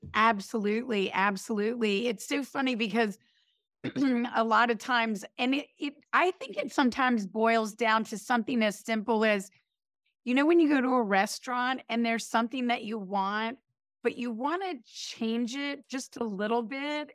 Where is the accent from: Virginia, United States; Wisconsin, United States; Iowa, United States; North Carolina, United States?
North Carolina, United States; High Point; now in New York, United States; I grew up in High Point, North Carolina